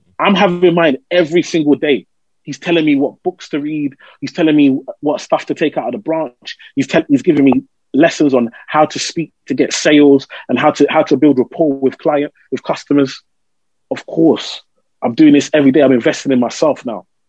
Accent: London, United Kingdom; I grew up in Tower Hamlets, East London

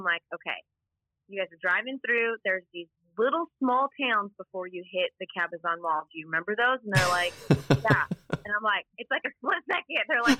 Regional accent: Houston, Texas, United States; I am from the coolest place on earth, Houston, Texas, which was a pun because it is hot as heckles out here right now.

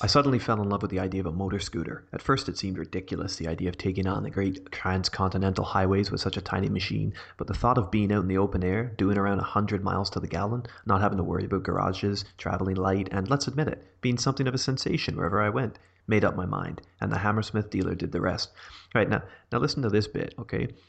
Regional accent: Canada; I am Canadian

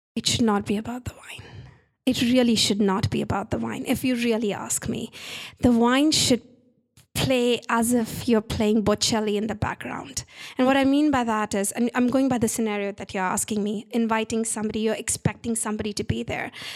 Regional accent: India; moved away; I'm Indian

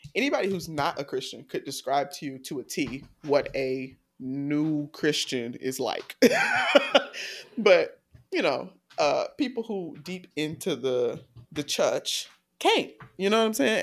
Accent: the South, United States; I grew up in the South.

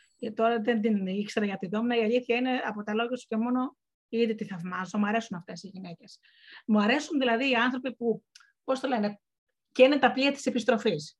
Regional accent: Missolonghi, Western Greece, Greece; moved away; εγώ κατάγομαι από το Μεσολόγγι

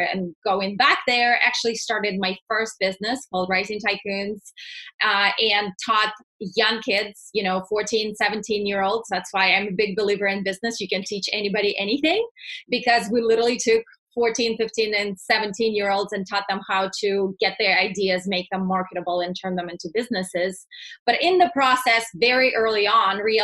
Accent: Russia; moved away as an adult; also born or lived in Texas; now in United States; born and raised in Russia, moved here right before I turned 21

